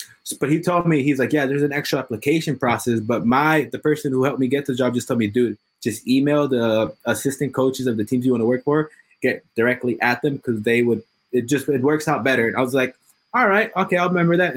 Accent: Los Angeles, California, United States; I'm born and raised in Los Angeles, specifically in Hollywood.

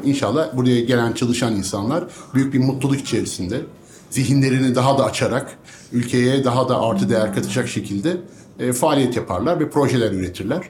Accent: Ankara, Turkey; bir Ankaralı olarak

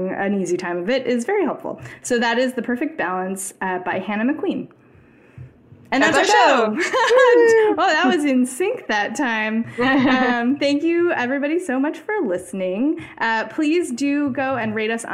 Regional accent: United States; as an American

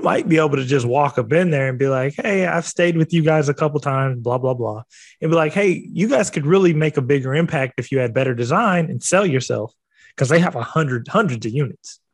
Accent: West Coast, United States; I'm from the West Coast

